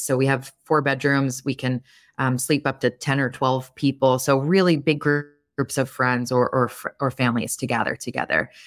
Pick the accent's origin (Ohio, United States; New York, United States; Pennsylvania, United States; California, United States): New York, United States; Long Island; moved away; I'm from Long Island originally.